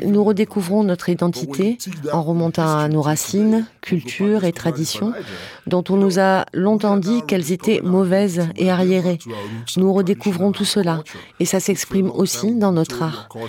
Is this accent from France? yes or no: no; Nigeria; now in Berlin, Germany; sur le Nigeria me concernant